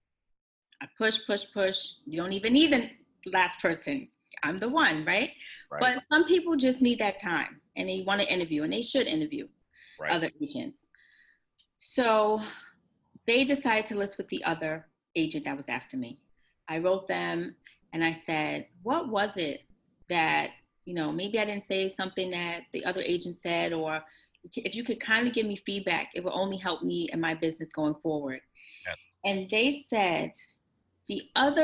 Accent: New York City, New York, United States; I grew up in Bed-Stuy, Brooklyn, where no one wanted to live in Bed-Stuy.

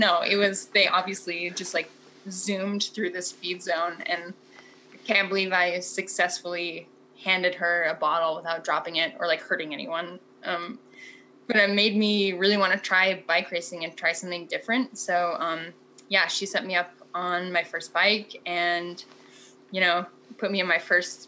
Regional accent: Montana, United States; moved away as an adult; also born or lived in Portland; when I moved from Portland back to Montana

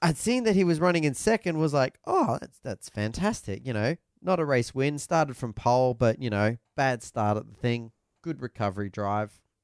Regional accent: Australia; as an Australian

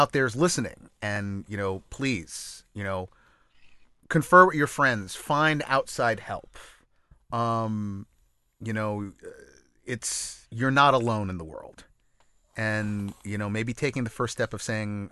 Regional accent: New York, United States; as a New Yorker

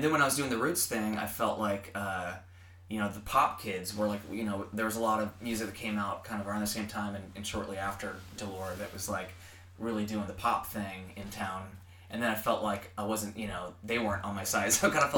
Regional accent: Seattle, Washington, United States; moved away; also born or lived in the South (US); being born and raised in Seattle

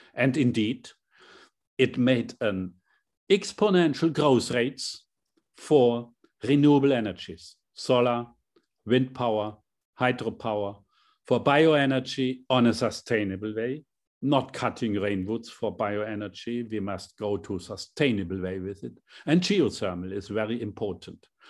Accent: Hammelburg, Bavaria, Germany; as a chancellor for my small hometown, seven thousand inhabitants in Hammelburg, a very small town

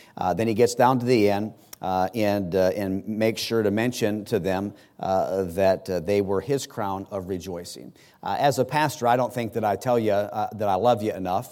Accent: United States; as an American

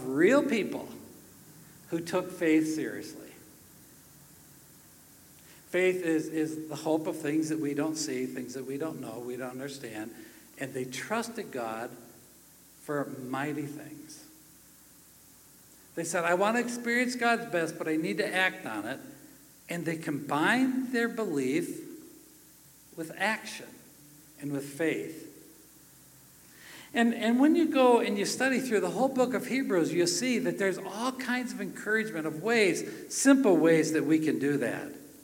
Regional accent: Minnesota, United States; I come from Minnesota

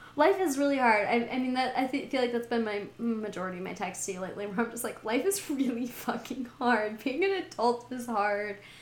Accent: Montana, United States; also born or lived in California / Texas; now in Seattle, United States; I'm from Montana. I live in Seattle.

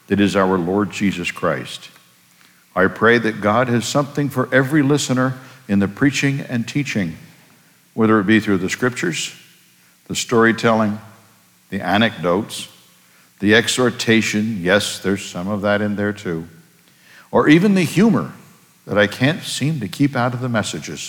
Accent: Bangor, Maine, United States; moved away as an adult; also born or lived in Germany / Virginia / New York City / West Point, New York; I attended seminary in Bangor, Maine, my hometown

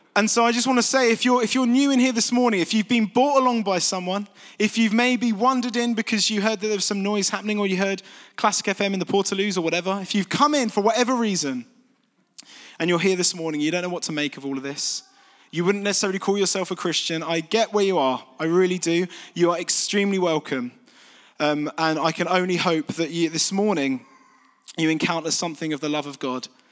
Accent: Folkestone, South East England, United Kingdom; moved away as an adult; also born or lived in London; now in East Midlands, United Kingdom; I'm from Kent originally

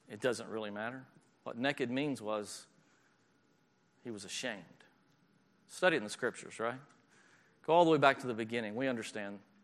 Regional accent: the South, United States; moved away; I'm from the South

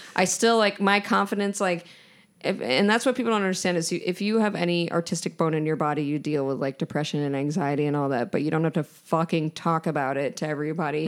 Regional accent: New York, United States; I'm from New York

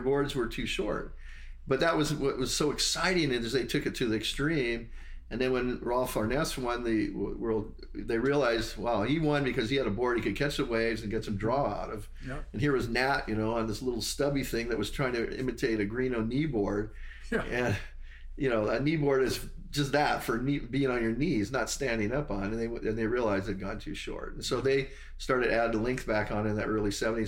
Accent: Hawaii, United States; growing up in Hawaii

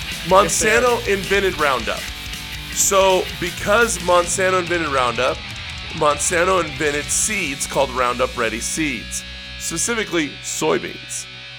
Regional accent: Central San Joaquin Valley, California, United States; now in Salt Lake City, United States; where I grew up in Central San Joaquin Valley in California. We didn't go to the grocery store. We didn't have to. We went to my uncle's dairy to get fucking milk and cheese and butter.

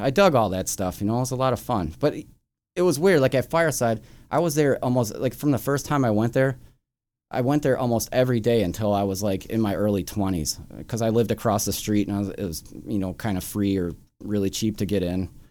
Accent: Chicago, Illinois, United States; I grew up here in Chicago, like up on the northwest side in, in Edison Park, Norwood Park, Jefferson Park kinda area

